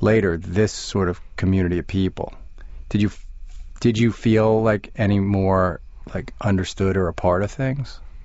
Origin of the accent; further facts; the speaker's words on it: Long Island, New York, United States; now in Manhattan, United States; I grew up on Long Island